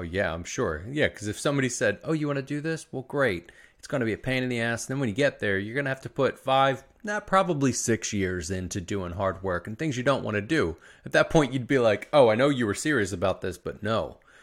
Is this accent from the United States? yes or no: yes; Philadelphia, Pennsylvania, United States; you're not from Philadelphia like I am.